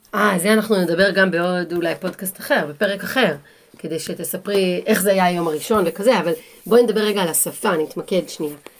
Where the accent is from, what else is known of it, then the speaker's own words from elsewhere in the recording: Israel; moved away as an adult; now in England, United Kingdom; לנו כישראלים